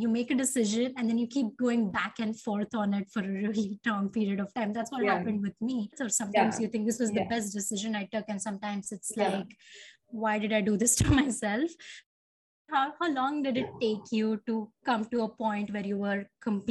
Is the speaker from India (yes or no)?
yes; India; moved away as an adult; also born or lived in United States; And then I came back to India and I'm in my hometown right now.